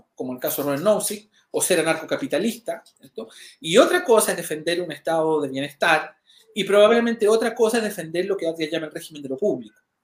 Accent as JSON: {"language": "Spanish", "country": "Chile"}